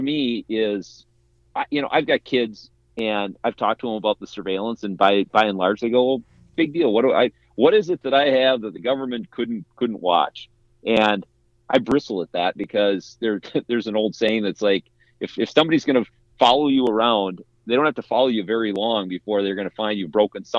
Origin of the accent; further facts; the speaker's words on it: Midwest, United States; as a kid growing up in the Midwest, that had a very, very different view of a very oppressive culture.